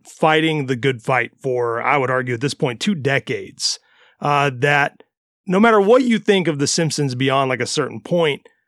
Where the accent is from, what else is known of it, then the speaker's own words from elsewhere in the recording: Mississippi, United States; now in Florida, United States; I grew up in Mississippi instead of Florida.